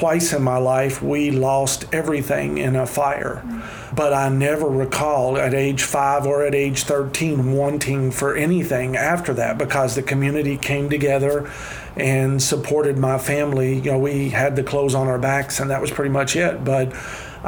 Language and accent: English; Mudlick, Kentucky, United States; I grew up in a much more rural area than even where I work now. I'm from Mudlick, Kentucky